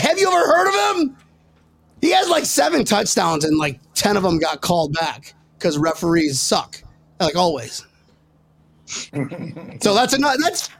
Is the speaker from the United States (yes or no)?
no; United Kingdom; accent: British; I'm not from Australia. I'm from Great Britain.